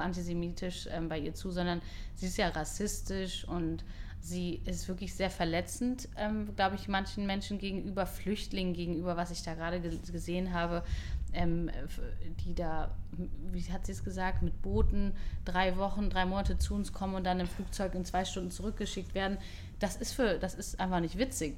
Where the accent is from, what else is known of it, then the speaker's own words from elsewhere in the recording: Hamburg, Germany; moved away as an adult; now in Israel; Ich bin aber in Hamburg geboren.